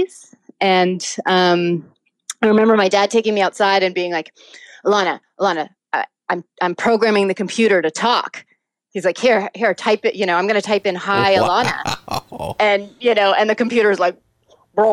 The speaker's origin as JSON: {"language": "English", "town": "Altadena", "region": "California", "country": "United States", "tie": "born or raised there", "said": "I grew up in Altadena, California. So that's just north of Pasadena"}